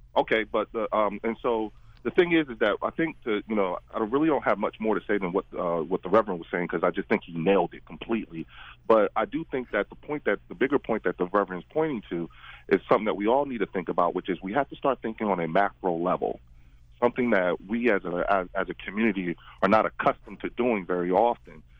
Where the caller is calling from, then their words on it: Trenton, New Jersey, United States; I'm calling from Trenton, New Jersey.